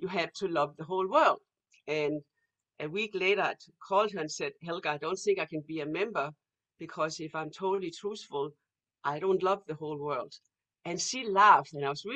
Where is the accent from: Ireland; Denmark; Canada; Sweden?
Denmark; moved away; when I grew up in Denmark